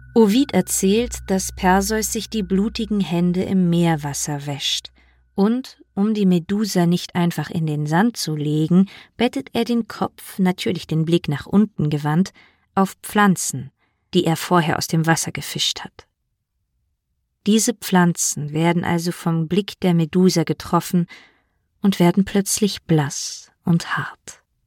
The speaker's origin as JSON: {"language": "German", "region": "Berlin", "country": "Germany", "tie": "born or raised there", "said": "in meiner Heimatstadt Berlin"}